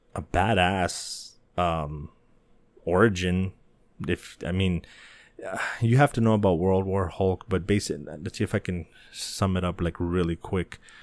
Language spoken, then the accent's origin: English; El Paso, Texas, United States; my hometown, El Paso